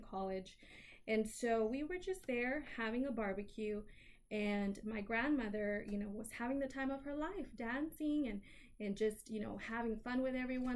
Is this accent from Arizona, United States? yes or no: no; Houston, Texas, United States; I'm a native Houstonian, so I've lived in the city of Houston, the wonderful city of Houston, my entire life